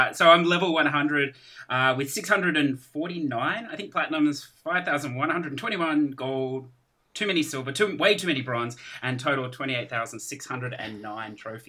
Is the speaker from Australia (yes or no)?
yes; Australia; I'm from Australia, so a long way away from you guys.